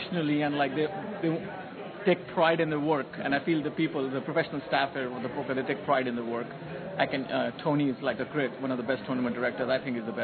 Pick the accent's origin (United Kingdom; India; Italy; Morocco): India; moved away as an adult; now in United States; I'm an Indian. I was born in India